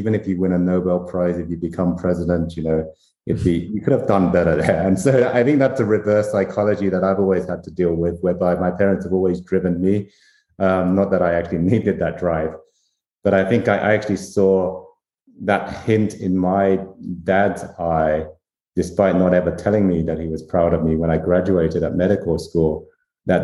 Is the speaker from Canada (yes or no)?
no; Vietnam; born there; I come from sort of Asian parents, right? My parents are sort of Chinese. I was born in Vietnam. And as you mentioned, I was a refugee in the Vietnam War.